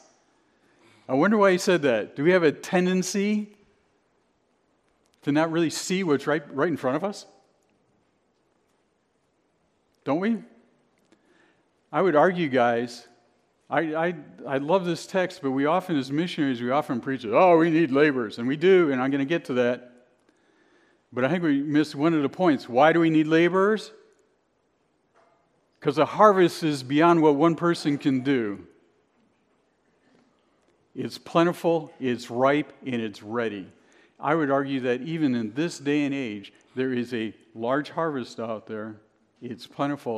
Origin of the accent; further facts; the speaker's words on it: Cleveland, Ohio, United States; now in Binghamton, United States; I'm originally from the Midwest. I'm from Cleveland.